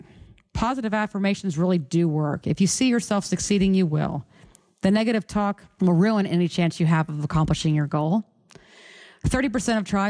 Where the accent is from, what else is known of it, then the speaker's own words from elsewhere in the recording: Houston, Texas, United States; my hometown of Houston, Texas